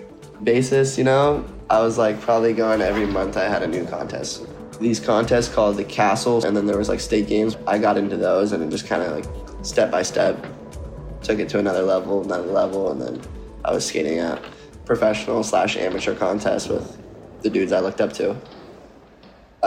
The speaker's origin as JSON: {"language": "English", "town": "San Diego", "region": "California", "country": "United States", "said": "I'm from San Diego, California"}